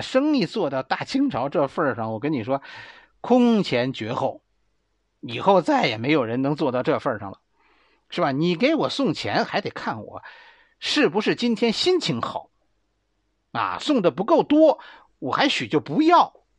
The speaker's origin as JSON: {"language": "Chinese", "region": "Beijing", "country": "China", "accent": "Beijing dialect", "said": "我们北京话就叫死乞白咧"}